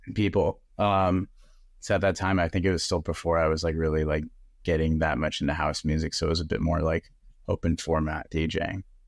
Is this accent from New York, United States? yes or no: no; San Diego, California, United States; I was living at home 'cause I'm from San Diego